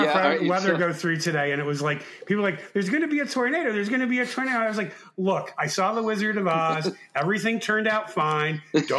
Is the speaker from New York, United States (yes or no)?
yes; New York City, New York, United States; I was born in the Bronx